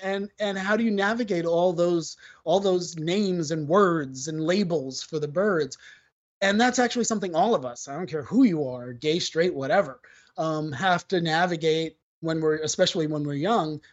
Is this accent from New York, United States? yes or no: yes; New York City, New York, United States; as a New Yorker, I am that stereotypical New Yorker who doesn't drive